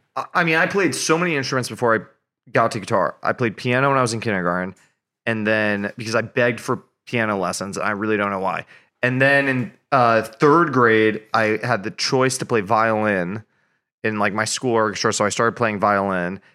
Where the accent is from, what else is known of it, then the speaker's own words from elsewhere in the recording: Hastings-on-Hudson, New York, United States; moved away as an adult; also born or lived in Boston; now in Nashville, United States; I grew up in New York, just outside of New York City. So I grew up in Westchester, New York, which is a suburb